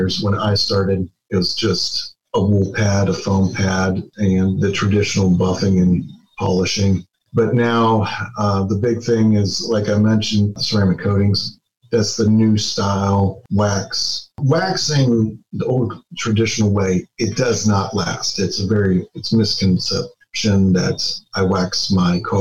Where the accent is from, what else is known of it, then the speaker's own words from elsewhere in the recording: Youngstown, Ohio, United States; moved away as an adult; now in Indianapolis, United States; I'm originally from Youngstown, Ohio.